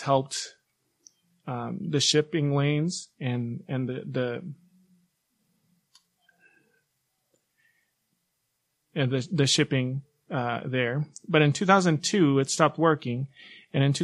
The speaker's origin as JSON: {"language": "English", "town": "Guayaquil", "region": "Guayas", "country": "Ecuador", "said": "I'm from Guayaquil, Ecuador"}